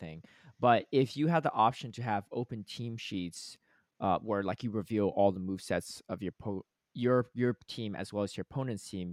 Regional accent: Georgia, United States; I grew up in Georgia

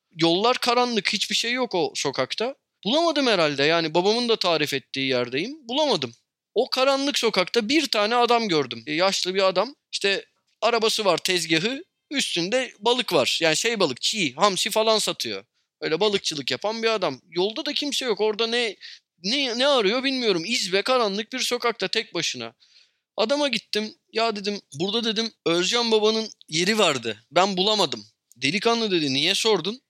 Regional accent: Istanbul, Turkey; Ben Sarıyer'de büyüdüm.

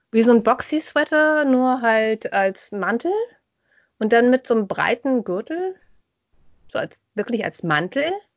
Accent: Germany; bei uns in Deutschland

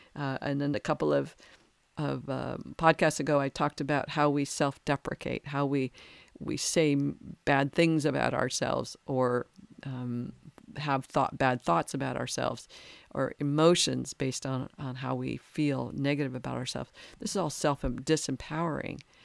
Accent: United States

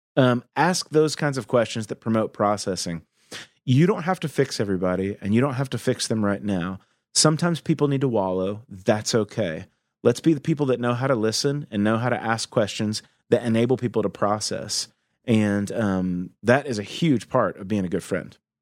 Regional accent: the Southern United States, United States; I grew up in the South in the eighties and the nineties, and the Southern United States, I should say.

